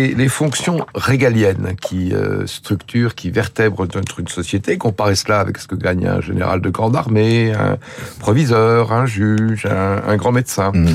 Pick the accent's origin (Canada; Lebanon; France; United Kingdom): France; Lyon, Auvergne-Rhône-Alpes; je suis lyonnais, qui est une ville euh, de forte implantation arménienne